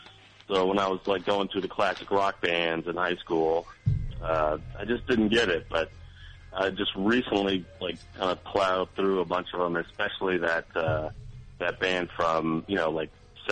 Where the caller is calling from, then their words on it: Baltimore, Maryland, United States; I'm calling from Baltimore.